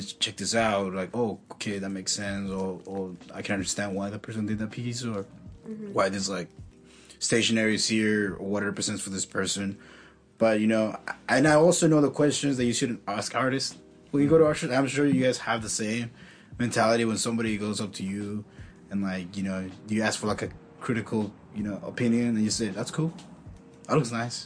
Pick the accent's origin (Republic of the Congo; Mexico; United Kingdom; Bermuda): Mexico; now in San Jose, United States; I grew up with this. See, I come from Mexico